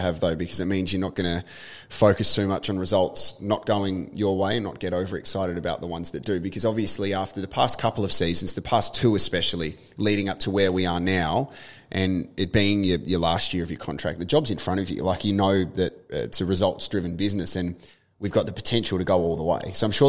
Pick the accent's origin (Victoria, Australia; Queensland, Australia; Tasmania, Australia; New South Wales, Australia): Tasmania, Australia; I grew up in Tasmania, so we're talking about all things Tasmania